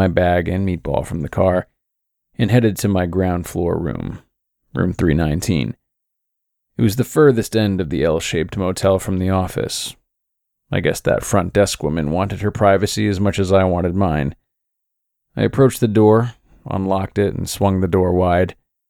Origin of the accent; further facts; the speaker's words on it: Pacific Northwest, United States; I'll be honest with you, even though I grew up in the Pacific Northwest, I've never been an outdoorsy kind of guy.